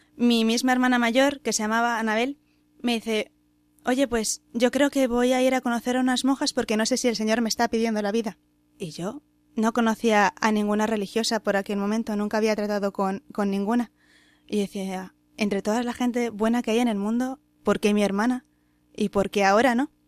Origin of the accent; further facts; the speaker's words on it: Madrid, Community of Madrid, Spain; soy de Madrid